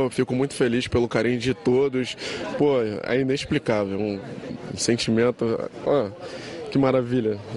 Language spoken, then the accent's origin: Portuguese; Paquetá, Rio de Janeiro, Brazil; Sou da ilha de Paquetá, conheço bem o Lucas.